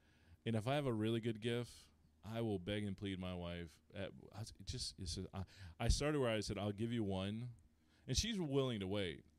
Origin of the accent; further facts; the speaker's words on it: Rhode Island, United States; now in Tennessee, United States; I'm from Rhode Island.